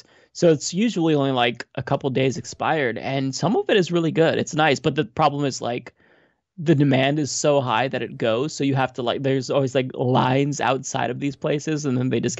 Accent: Portland, United States; growing up in Portland

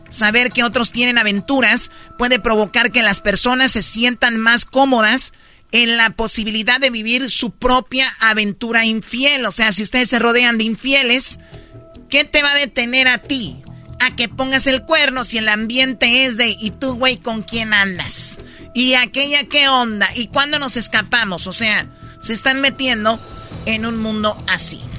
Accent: Tepatitlán, Jalisco, Mexico; Soy una mujer tradicional y yo soy de Tepatitlán, Jalisco y soy

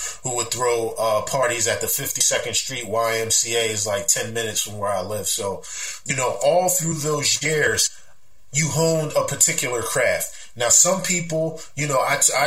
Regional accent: Philadelphia, Pennsylvania, United States; I grew up in the Cobb Creek section of West Philadelphia, born and raised

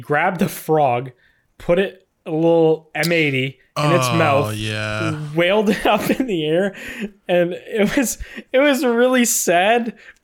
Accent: Canada; you can buy it as a Canadian

